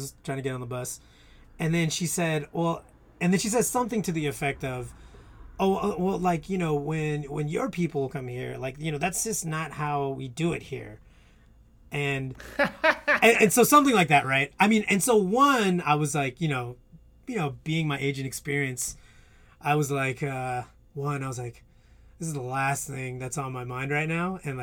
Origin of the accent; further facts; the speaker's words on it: United States; moved away as an adult; now in Vietnam; to be Asian American